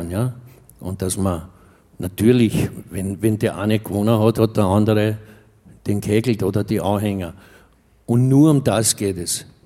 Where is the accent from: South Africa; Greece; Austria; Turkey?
Austria; Vienna; Austria Rapid, das ist mein Derby in meiner Heimat.